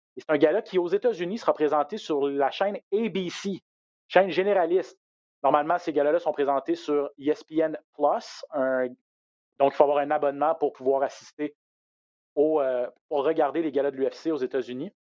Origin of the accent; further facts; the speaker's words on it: Quebec, Canada; chez nous au Québec